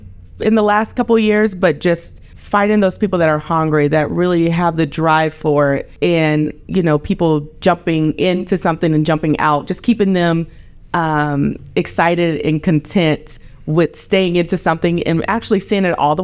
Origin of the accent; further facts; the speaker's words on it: Fayetteville, North Carolina, United States; moved away; the little girl from Fayetteville, North Carolina